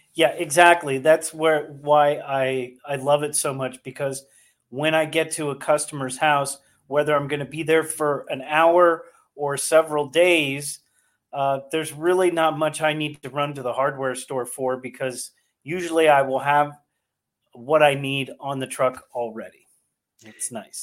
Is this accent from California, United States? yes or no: yes; Northern California, United States; now in Delaware County, United States; I grew up in Northern California